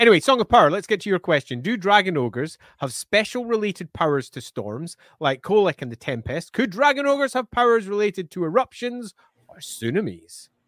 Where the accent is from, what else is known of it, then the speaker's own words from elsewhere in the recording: Scotland, United Kingdom; I may be Scottish, but I can speak. Purple, there you go, purple, burglar, alarm. I have no problems. I'm not from Glasgow